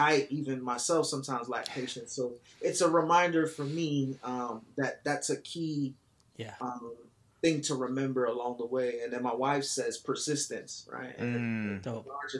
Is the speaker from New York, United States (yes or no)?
yes; New York City, New York, United States; moved away as an adult; now in Atlanta, United States; I am originally from Brooklyn, New York. I live here in Atlanta, Georgia now